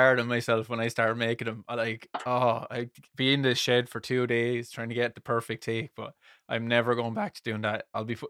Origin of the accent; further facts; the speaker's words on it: South West England, United Kingdom; Real voice reveal. I'm actually from Somerset.